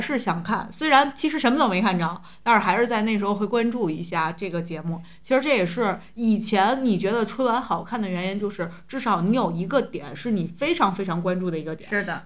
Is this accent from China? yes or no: yes; China; 我们春节就是我们中国人最重要的一天